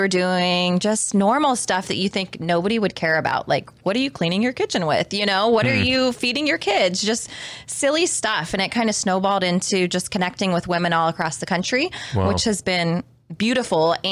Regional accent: Wooster, Ohio, United States; I was born in Worcester, Ohio

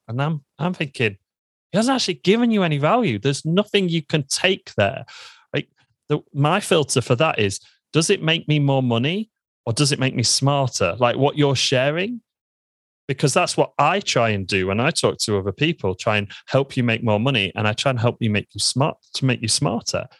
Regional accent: Lincoln, East Midlands, United Kingdom; I'm from Lincoln. I was born in Lincoln in the United Kingdom, and I absolutely love it here.

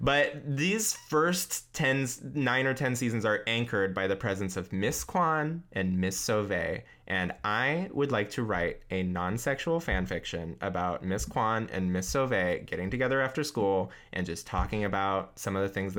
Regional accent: Issaquah, Washington, United States; my hometown of Issaquah, Washington.

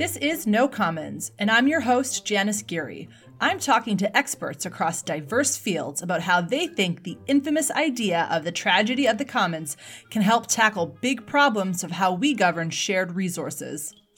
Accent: Canada; as a Canadian myself

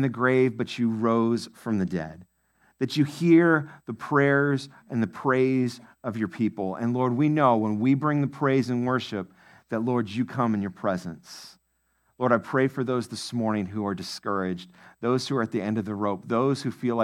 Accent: Maine, United States; moved away; my home state, Maine

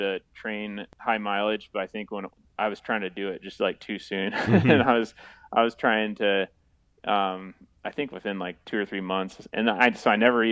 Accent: Iowa, United States; also born or lived in Nebraska / Missouri; now in Ohio, United States; I'm from Iowa. And it was pretty much right at Highway 30, or close to Highway 30, which is a highway I grew up on.

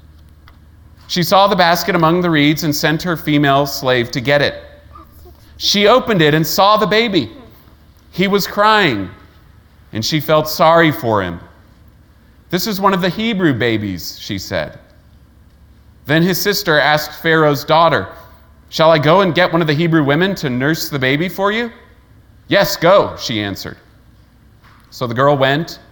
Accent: Layton, Utah, United States; also born or lived in Kentucky; I grew up in Layton, Utah, basically age 4 to 22

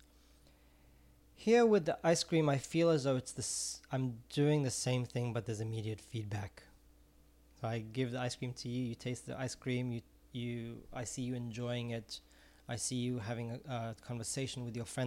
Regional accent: Israel; moved away; I'm originally from Israel

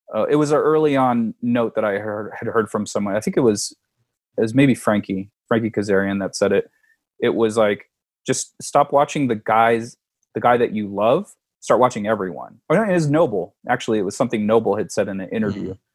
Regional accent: San Diego, California, United States; born and raised in San Diego

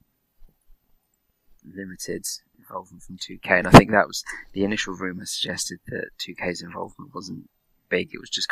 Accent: England, United Kingdom; I am the English guy

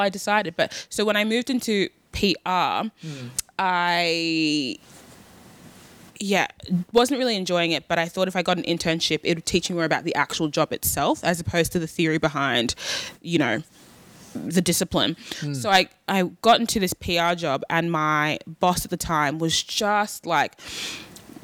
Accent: Australia; I was born and raised in Australia

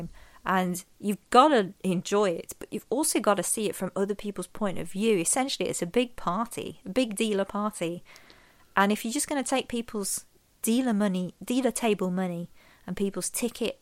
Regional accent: Midlands, United Kingdom; I grew up in the Midlands

